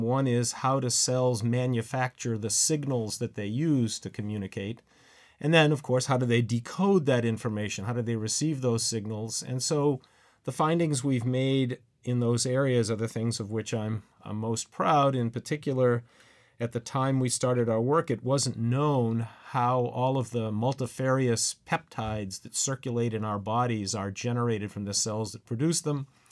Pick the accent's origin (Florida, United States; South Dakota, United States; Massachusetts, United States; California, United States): Massachusetts, United States; I was born and raised in Massachusetts, and I went to high school there